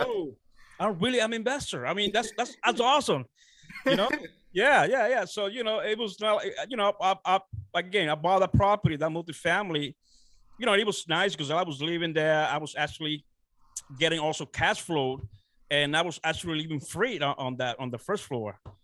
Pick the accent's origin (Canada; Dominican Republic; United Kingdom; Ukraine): Dominican Republic; moved away as an adult; now in United States; I'm originally from the Dominican Republic. Uh, I was born and raised down there. Uh, so I came uh, to United States, uh, you know, uh, around 18 when I was 18 years old